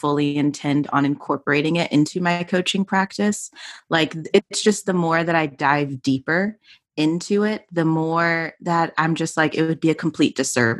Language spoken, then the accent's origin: English; Atlanta, Georgia, United States; my hometown is good old Atlanta, Georgia.